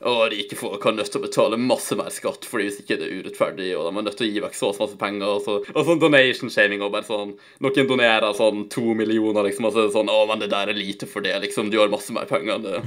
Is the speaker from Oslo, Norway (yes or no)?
no; Nordmøre, Møre og Romsdal, Norway; now in Ålesund, Norway; jeg er fra Nordmøre, ikke sant, selv om jeg bor på Sunnmøre